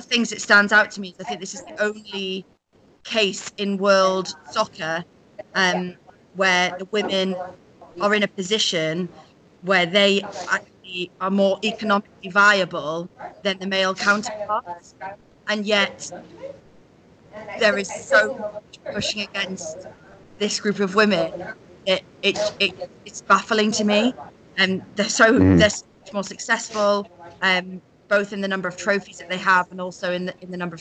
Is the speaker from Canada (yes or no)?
no; United Kingdom; accent: British; We're both British girls, as you can probably hear from our accents